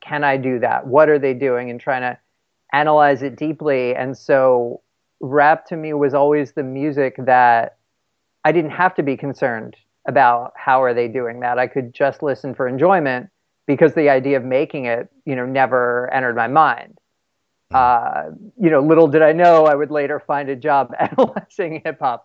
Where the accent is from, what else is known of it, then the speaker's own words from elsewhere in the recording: East Windsor, New Jersey, United States; I am originally from a tiny town uh, called East Windsor in New Jersey